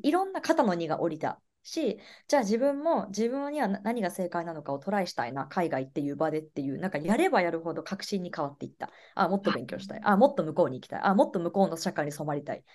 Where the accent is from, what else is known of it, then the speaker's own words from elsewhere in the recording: Kagoshima, Japan; moved away as an adult; now in Los Angeles, United States; 日本の鹿児島県で生まれ育って